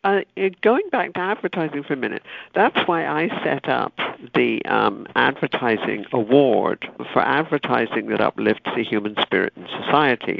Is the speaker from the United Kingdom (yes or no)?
yes; United Kingdom; moved away; when I was growing up in Britain